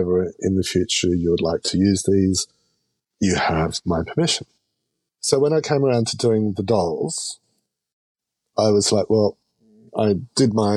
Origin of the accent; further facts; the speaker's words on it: Australia; I'm Australian